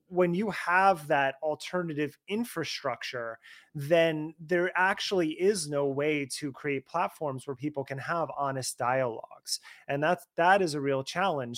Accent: New Jersey, United States; I'm from that area, I'm from Jersey

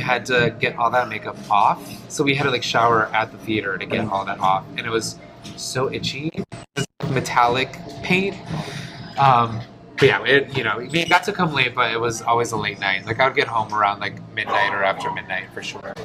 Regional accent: Detroit, Michigan, United States; first language Polish; English is a second language; I was born and raised in Detroit, uh, first generation. My first language was actually Polish

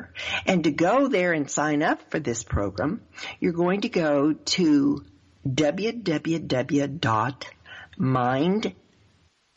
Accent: the South, United States; accent: southern; my southern accent

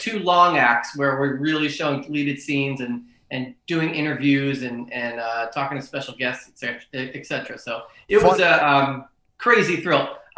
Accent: Philadelphia, Pennsylvania, United States; I'm from Philly

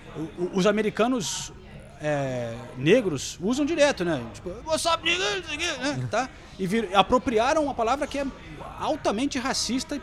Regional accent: Brazil; a gente é brasileiro

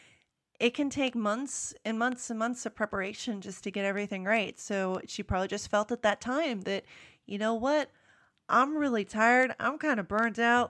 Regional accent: United States; accent: American; my American accent

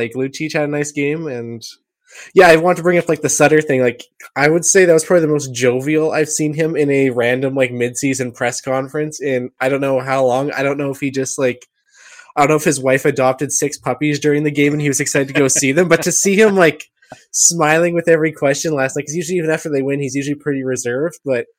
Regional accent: Quebec, Canada; I remember all of his stories, like we grew up ice fishing in Quebec and I froze my hands off

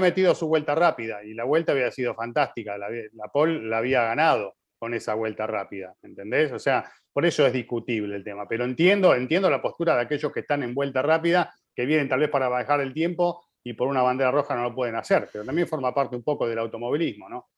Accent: Bogotá, Colombia; soy de Bogotá, Colombia

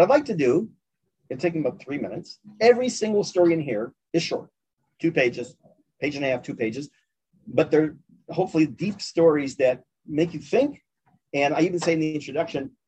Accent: Chicago, Illinois, United States; I grew up in Chicago, much of my family, including my maternal grandparents, lived in Toronto

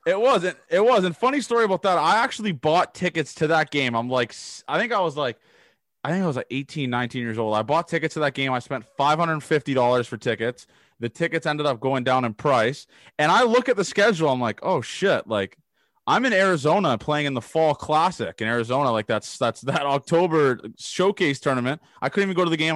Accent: Canada; I'm from Canada

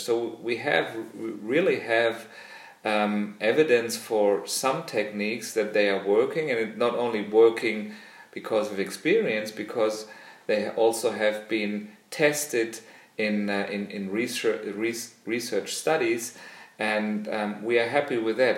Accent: Germany; also born or lived in Australia; I'm a physiotherapist from Germany

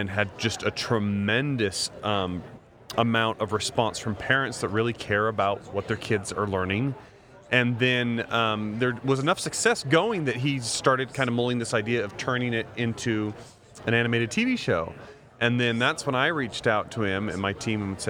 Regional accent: Idaho, United States; I grew up in Idaho

